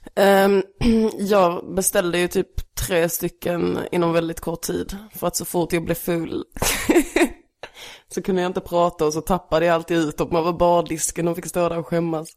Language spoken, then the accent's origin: Swedish; Stehag, Skåne, Sweden; also born or lived in Lund / Malmö; Sen flyttade vi till Stehag, en liten by mellan här och Eslöv. Mm. Där jag växte upp